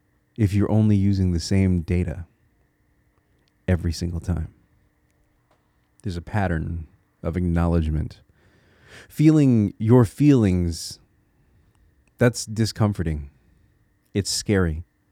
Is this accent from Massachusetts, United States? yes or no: no; Connecticut, United States; now in Minnesota, United States; See, I'm a transplant. I live in Minnesota right now, but I'm from Connecticut.